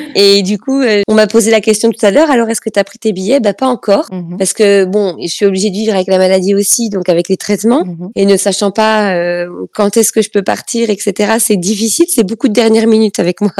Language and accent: French; France; je suis née en France